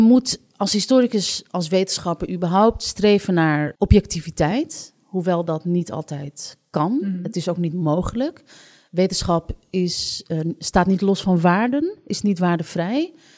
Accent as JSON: {"language": "Dutch", "country": "Netherlands", "tie": "born or raised there", "said": "als je als Marokkaan opgroeit in Nederland"}